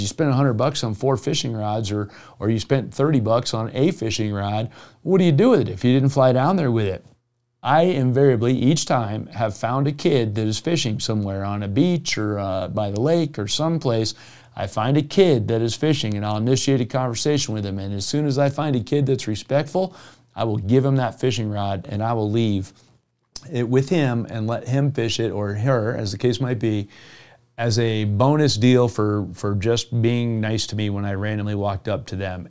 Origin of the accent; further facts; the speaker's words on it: Jupiter, Florida, United States; now in Colorado, United States; I grew up in Southeast Florida and Jupiter, Florida.